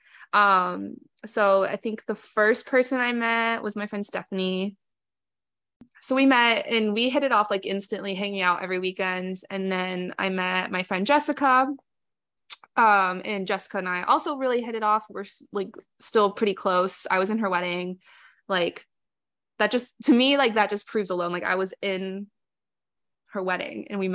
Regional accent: South Florida, United States; I came back to South Florida after undergrad

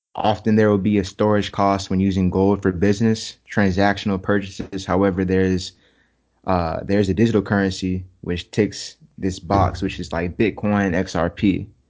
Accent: Jacksonville, Florida, United States; I'm from Jax. I'm from Jacksonville, Duval.

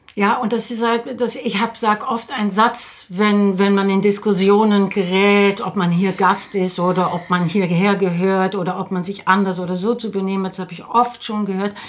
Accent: Netherlands; moved away; also born or lived in Salzburg; ich bin 1961 in den Niederlanden geboren, ich bin Europäerin

